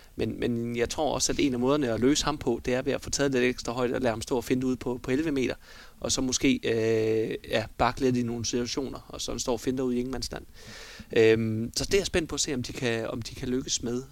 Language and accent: Danish; Denmark; vi er danskere